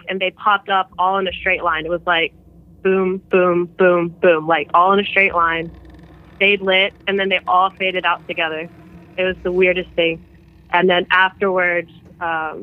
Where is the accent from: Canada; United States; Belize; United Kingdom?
United States; South Carolina; I'm from South Carolina.